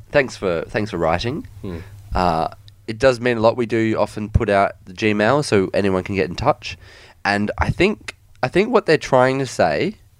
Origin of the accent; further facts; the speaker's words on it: Perth, Western Australia, Australia; I'm not from Melbourne, Victoria. I'm from Perth, Australia.